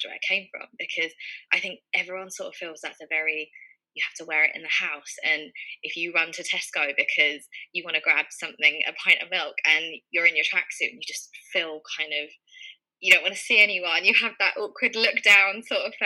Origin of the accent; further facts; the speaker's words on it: London, United Kingdom; also born or lived in Leicester; I'm from Northwest London, born and brought up here, always lived here.